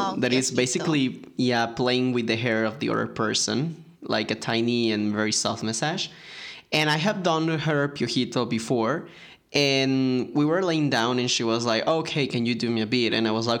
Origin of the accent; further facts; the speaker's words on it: United States; I'm sorry, but yes, I'm from America.